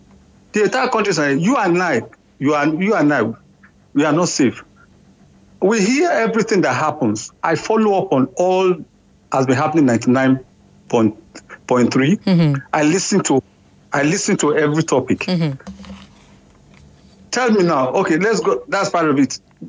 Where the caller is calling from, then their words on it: Sweden; I'm calling from Sweden.